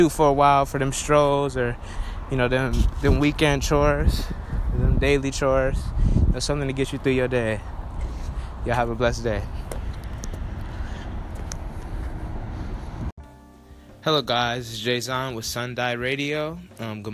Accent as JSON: {"language": "English", "town": "Los Angeles", "region": "California", "country": "United States", "also_born_or_lived": "Roswell, Georgia", "said": "I'm from Los Angeles, California"}